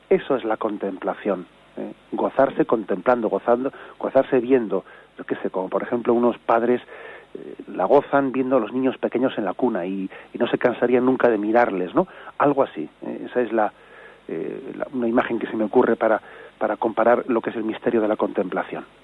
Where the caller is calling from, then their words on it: Zaragoza, Aragon, Spain; Buenos días … de Zaragoza.